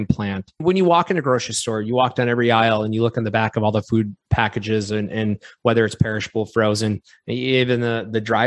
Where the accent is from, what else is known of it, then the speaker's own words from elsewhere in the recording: Wisconsin, United States; We're both from Wisconsin.